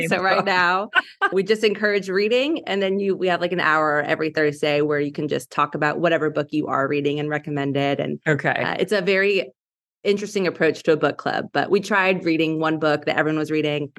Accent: Northeast, United States; also born or lived in Germany; now in Dallas, United States; I'm originally from the Northeast, but moved here with my husband in 2016

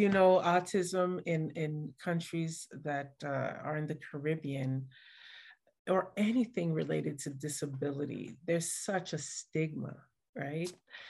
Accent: Montreal, Quebec, Canada; And then we ended up growing up in Montreal, Canada.

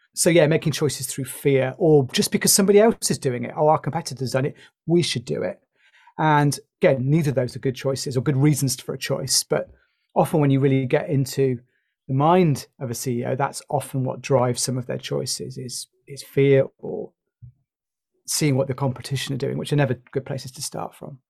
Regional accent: United Kingdom; You might have guessed from my accent, I'm from the U K.

